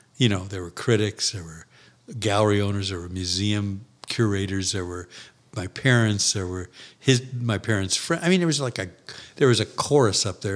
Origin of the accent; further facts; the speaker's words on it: St. Louis, Missouri, United States; my hometown